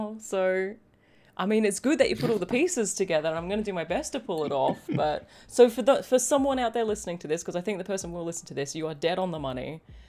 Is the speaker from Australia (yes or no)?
no; United Kingdom; that's because I'm actually British